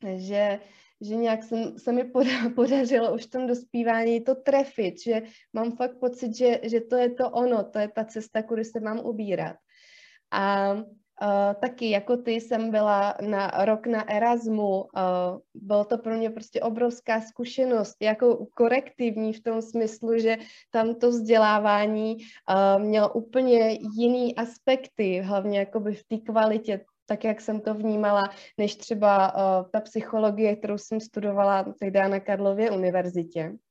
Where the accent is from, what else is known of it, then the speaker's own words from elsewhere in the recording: Kaplice, South Bohemian Region, Czechia; also born or lived in London / Prague; now in Ostrava, Czechia; původně jsem z pohraničí z Jižních Čech, z takového maloměsta ehm, z kaplice